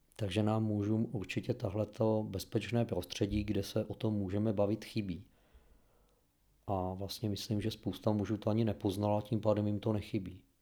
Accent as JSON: {"language": "Czech", "country": "Czechia", "said": "máme jako Češi určitý jiný vztah k některým tématům"}